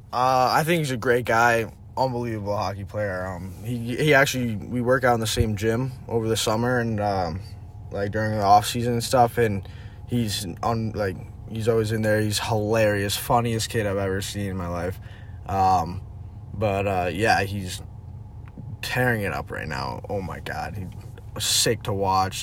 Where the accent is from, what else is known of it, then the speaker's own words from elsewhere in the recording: Connecticut, United States; I'm from Connecticut in the states